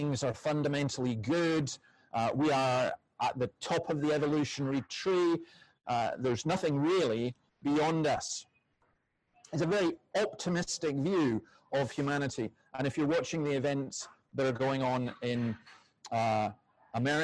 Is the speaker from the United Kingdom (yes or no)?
yes; Scotland, United Kingdom; I'm Scottish